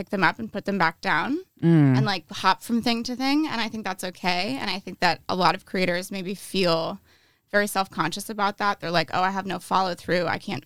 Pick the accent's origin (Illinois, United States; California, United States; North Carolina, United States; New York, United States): New York, United States; rural upstate; now in Los Angeles, United States; I'm from like rural upstate New York